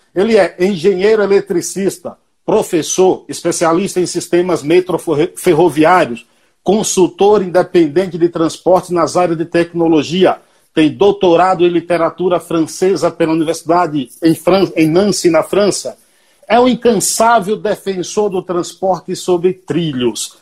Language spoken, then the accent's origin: Portuguese; Paiaiá, Nova Soure, Bahia, Brazil; Eu sou de um lugar chamado Paiaiá. É um povoado, é, é um povoado com 600 moradores, município de Nova Açores, a 225 quilômetros de Salvador